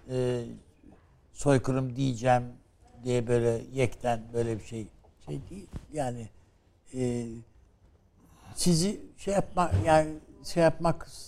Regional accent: Turkey; Ben Türk'üm dedim.

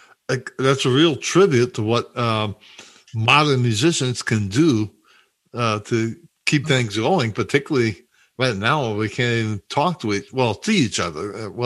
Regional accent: St. Louis, Missouri, United States; I grew up in St. Louis.

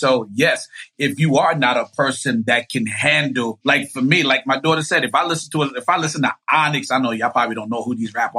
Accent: Haiti; But like Fridays, because I'm from Haiti, my father, like, I guess made it a mandate to put music in me as a child.

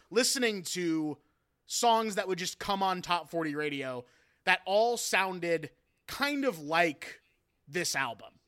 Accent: Pacific Northwest, United States; I'm from the Pacific Northwest, you know

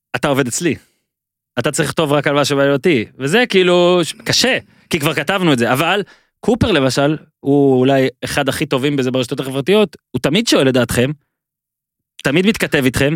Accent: Ben Ami, Northern District, Israel; כשערוץ הספורט הגיע אלינו, למושב בן עמי

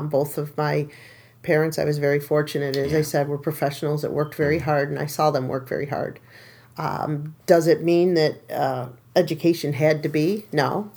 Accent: Whitesboro, New York, United States; also born or lived in Marcy, New York; I grew up in Whitesboro.

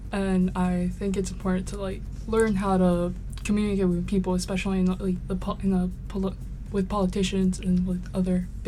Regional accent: Mexico City, Mexico; now in Arkansas, United States; I was raised in Mexico City

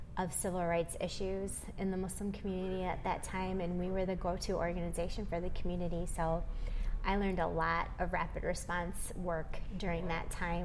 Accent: Michigan, United States; now in South Dakota, United States; am a child of immigrants, and so those conversations were something I always grew up with. Born and raised in Michigan

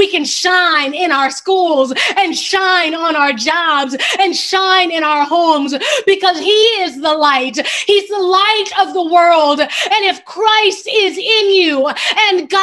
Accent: Baltimore, Maryland, United States; Now, I'm a city girl. I was born in Baltimore, Maryland, live right outside of Baltimore right now.

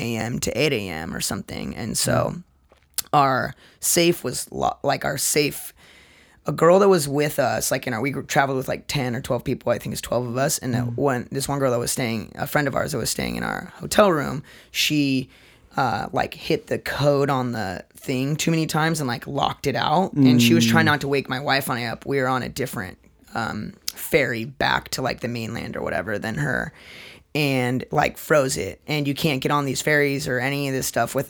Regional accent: Seattle, Washington, United States; we're all from Seattle

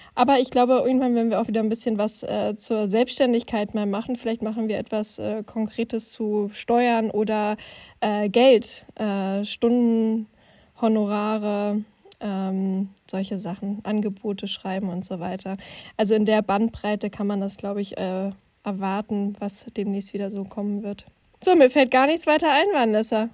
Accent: Finsterwalde, Brandenburg, Germany; moved away; in meiner Heimatstadt Fünsterwalde in Südbrandenburg

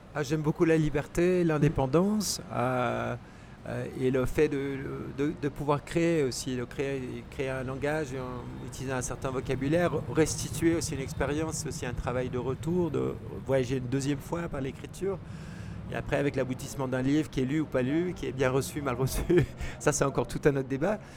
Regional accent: Geneva basin, Switzerland; quand on est né dans le bassin genevois, on a des montagnes qui nous entourent

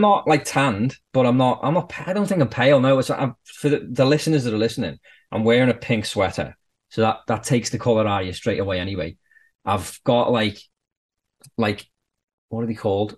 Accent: Birkenhead, North West England, United Kingdom; moved away as an adult; now in Canada; I'm from the Wirral, which is across the water from Liverpool. It's basically the same. And he was like, oh, where about on the Wirral? And I was like, Birkenhead.

